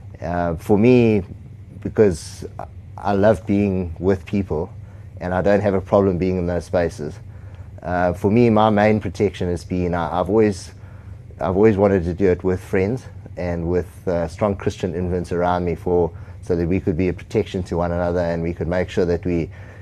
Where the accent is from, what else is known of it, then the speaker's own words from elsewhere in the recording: South Africa; I grew up in South Africa